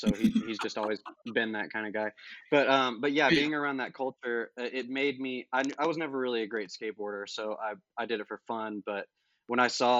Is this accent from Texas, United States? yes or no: no; Memphis, Tennessee, United States; I grew up in Memphis